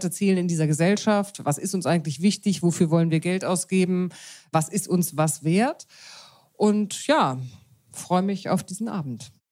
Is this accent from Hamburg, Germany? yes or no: no; Munich, Bavaria, Germany; Ich bin, wie ich gerade feststelle, Landratte. Ich komme eigentlich aus München